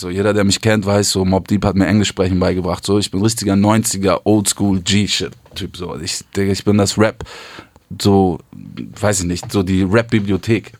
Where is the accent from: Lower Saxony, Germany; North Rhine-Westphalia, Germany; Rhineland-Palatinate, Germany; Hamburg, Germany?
Hamburg, Germany; ich komme eigentlich aus Hamburg Süd, so ganz unten die dunkle Ecke dieser Stadt